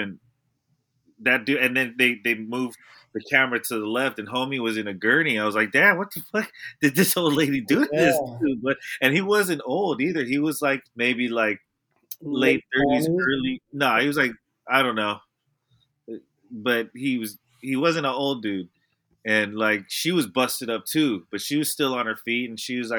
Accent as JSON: {"language": "English", "area": "the Bay Area", "region": "California", "country": "United States", "said": "We're from the Bay."}